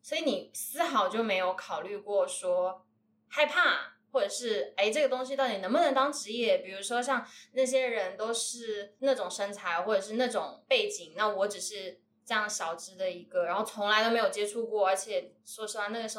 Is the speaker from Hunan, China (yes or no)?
no; Wuhan, Hubei, China; 她是我们武汉人